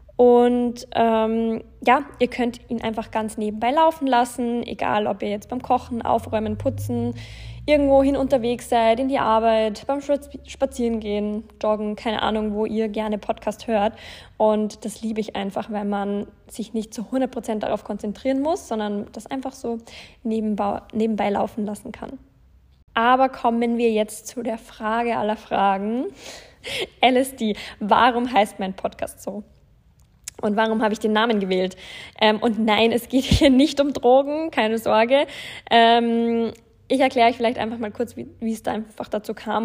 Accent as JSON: {"language": "German", "town": "Landshut", "region": "Bavaria", "country": "Germany", "tie": "born or raised there", "also_born_or_lived": "Passau / Munich", "moved": "as an adult", "said": "Ich bin in Deutschland in der Nähe von München geboren, also in Bayern in, besser gesagt in Landshut."}